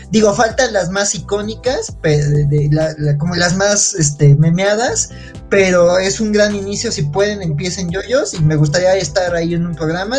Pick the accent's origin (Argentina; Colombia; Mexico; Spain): Mexico; Mexico City; Yo que soy de la Ciudad de México